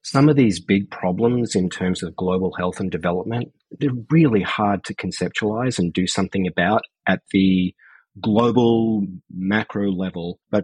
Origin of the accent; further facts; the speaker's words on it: Brisbane, Queensland, Australia; moved away as an adult; I grew up in Brisbane in Queensland, Australia.